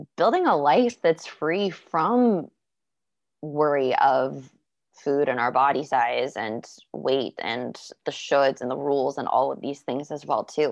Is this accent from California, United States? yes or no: no; Florida, United States; I grew up in Florida